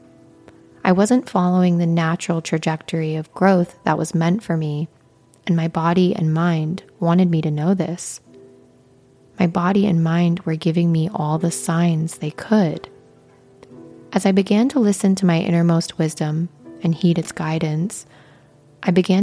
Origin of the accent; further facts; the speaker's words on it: Midwestern United States, United States; Growing up in the Midwestern United States